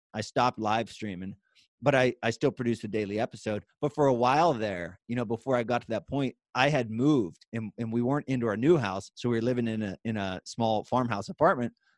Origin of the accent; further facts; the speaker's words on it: western Pennsylvania, United States; moved away as an adult; now in Hershey, United States; Originally born a little bit west in Pennsylvania